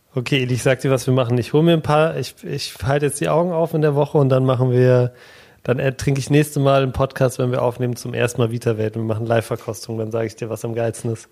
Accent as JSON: {"language": "German", "region": "Berlin", "country": "Germany", "tie": "born or raised there", "said": "Ich bin in Berlin geboren"}